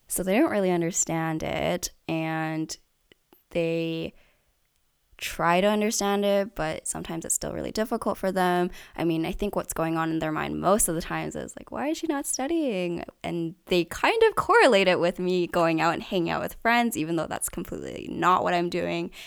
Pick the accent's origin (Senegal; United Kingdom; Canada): Canada; Richmond, British Columbia; I've grown up here in Richmond my entire life